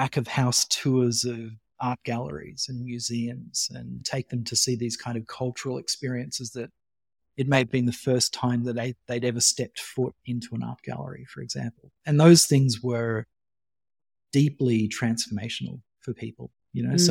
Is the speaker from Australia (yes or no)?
yes; Western Queensland, Australia; also born or lived in Canada; I went from this tiny little country town in Western Queensland with 3,000 people to this reasonably large city